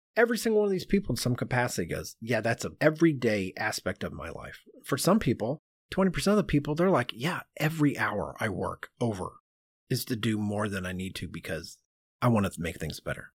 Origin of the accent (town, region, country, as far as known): United States